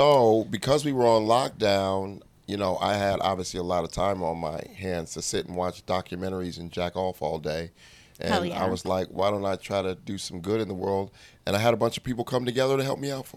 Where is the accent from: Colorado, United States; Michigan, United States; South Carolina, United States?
Colorado, United States; Denver; We're both from Colorado